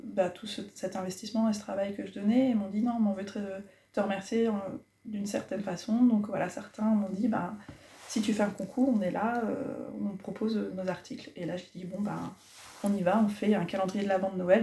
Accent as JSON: {"language": "French", "town": "Cherbourg", "region": "Normandy", "country": "France", "tie": "born or raised there", "also_born_or_lived": "Morocco", "moved": "as an adult", "lives_now": "La Haye-du-Puits, France", "said": "je suis originaire de Cherbourg, j'y ai vécu 23 ans"}